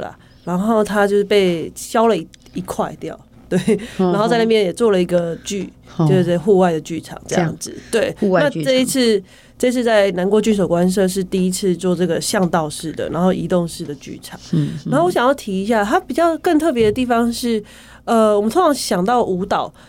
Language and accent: Chinese; Changhua County, Taiwan; 然后我们彰化人限定票是六百四，